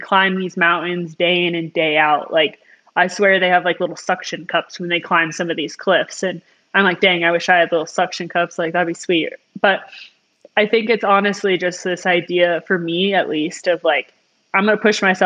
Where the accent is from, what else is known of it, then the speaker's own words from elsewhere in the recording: Colorado, United States; growing up in Colorado, I was always near the mountains